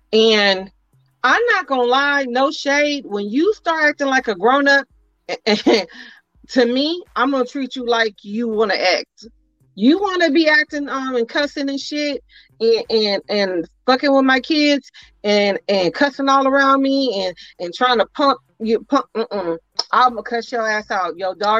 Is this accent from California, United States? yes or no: yes; Oakland, California, United States; I'm from Eastside Oakland.